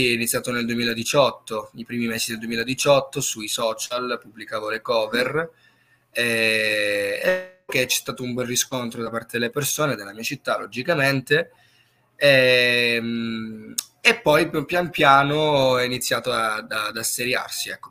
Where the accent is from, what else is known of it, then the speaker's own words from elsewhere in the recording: Crotone, Calabria, Italy; Calabria, sì, sì, sì. E, eh, e, qui nella mia città, nella piccola città di Crotone